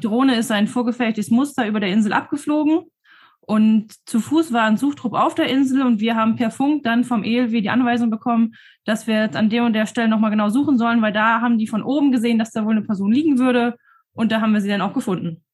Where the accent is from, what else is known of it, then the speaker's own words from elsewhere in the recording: Horneburg, Lower Saxony, Germany; ich komme aus Horneburg.